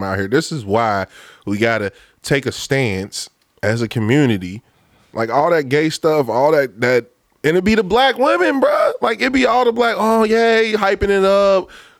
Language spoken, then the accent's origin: English; Lincoln Heights, Ohio, United States; I'm coming from Lincoln Heights